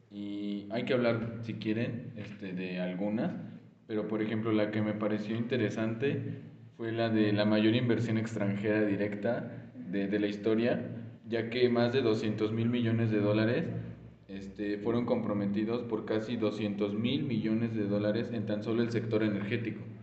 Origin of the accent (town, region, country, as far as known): Mexico